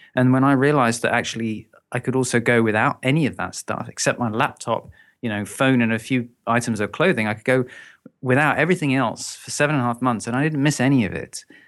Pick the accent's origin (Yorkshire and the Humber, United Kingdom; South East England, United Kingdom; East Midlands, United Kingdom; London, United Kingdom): London, United Kingdom; moved away as an adult; now in Brighton, United Kingdom; I'm originally from London